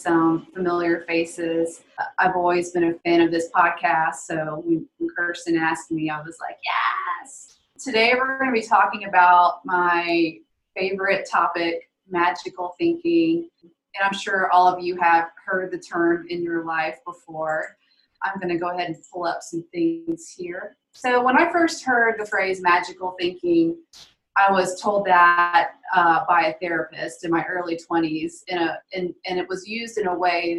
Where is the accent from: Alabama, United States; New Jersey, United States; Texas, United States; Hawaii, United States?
Alabama, United States; I grew up Catholic in the Deep South, Alabama